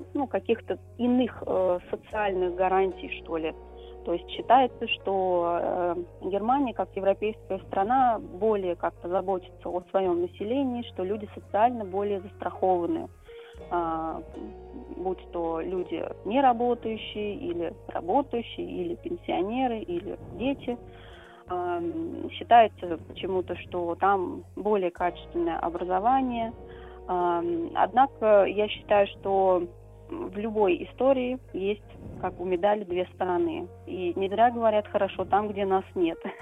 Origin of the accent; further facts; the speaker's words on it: Saratov Oblast, Russia; я должна была вернуться в родной город